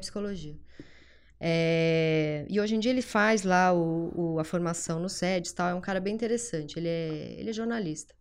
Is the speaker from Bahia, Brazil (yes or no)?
no; São Paulo, Brazil; eu nasci na Zona Leste, é, Tatuapé, a família mais simples